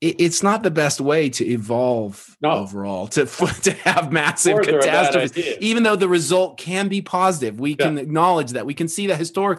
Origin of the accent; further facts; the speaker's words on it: Oklahoma, United States; I grew up in Oklahoma